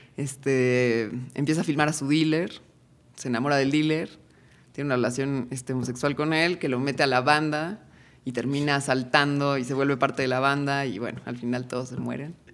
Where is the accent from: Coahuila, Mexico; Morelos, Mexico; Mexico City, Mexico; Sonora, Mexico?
Morelos, Mexico; Cuernavaca; now in Tepoztlán, Mexico; Yo crecí en Cuernavaca